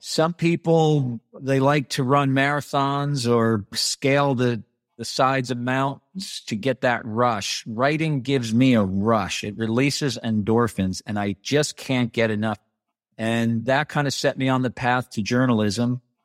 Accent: Bardonia, New York, United States; also born or lived in Bronx, New York; I grew up in the New York City suburbs

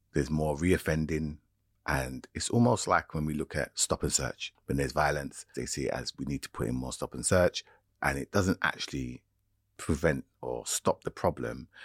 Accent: United Kingdom; as a young person growing up in Britain

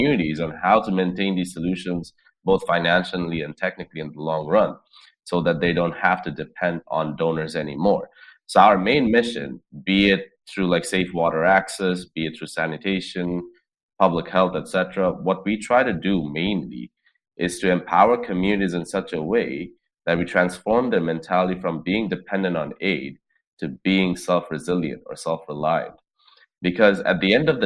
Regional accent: Dhaka, Dhaka Division, Bangladesh; I grew up in Dhaka, which is the capital of Bangladesh

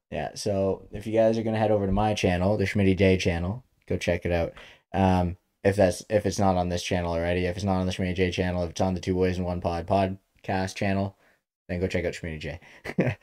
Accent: Ontario, Canada; we're from Ontario, Canada

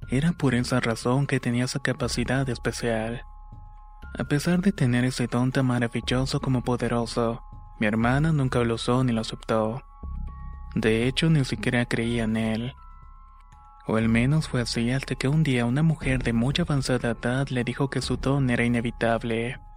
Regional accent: Chiapas, Mexico; now in North Carolina, United States; aunque estoy en Carolina del Norte soy originario de Chiapas, México.

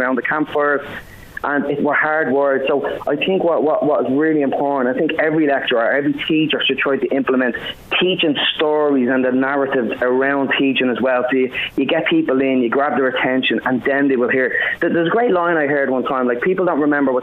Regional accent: Dublin, Leinster, Ireland; also born or lived in Finglas, Dublin; I was born in Finglas, actually, originally. I lived most of my life in Ladyswell

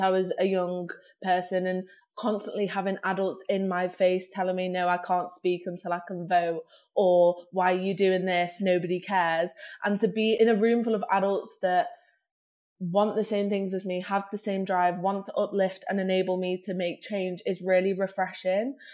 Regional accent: Manchester, North West England, United Kingdom; growing up in Manchester

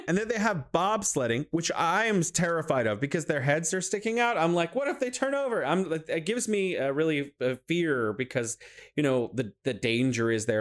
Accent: California, United States; now in Wuhan, China; I'm originally from California, but now I'm living here in beautiful Wuhan, China

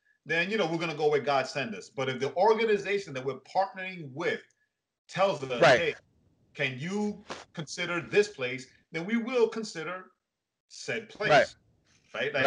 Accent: New York, United States; first language English; I was born and raised in the States, New York specifically, while my parents are Puerto Rican. So for me, like yourself, English is my first language.

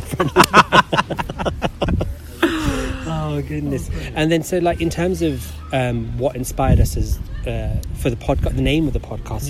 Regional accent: London, United Kingdom; I'm born and bred in London. Interesting fact, I was born in the same hospital as Prince William.

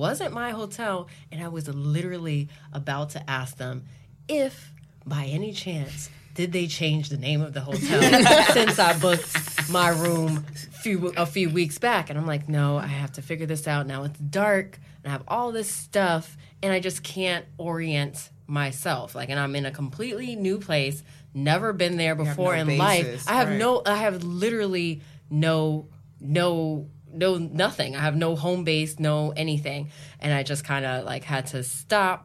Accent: New York City, New York, United States; I'm a New Yorker. I take the subway damn near every day

